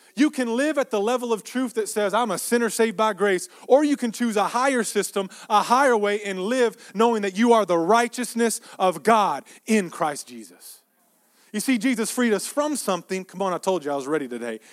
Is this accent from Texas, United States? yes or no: yes; Texas, United States; we grew up in Texas